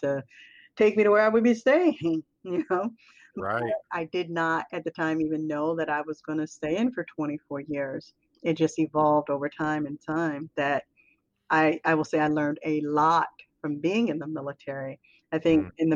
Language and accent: English; Philadelphia, Pennsylvania, United States; moved away as an adult; I grew up in Philly